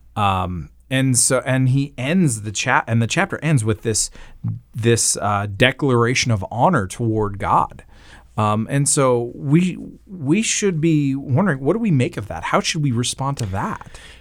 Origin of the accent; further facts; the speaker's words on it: Canada; I am Canadian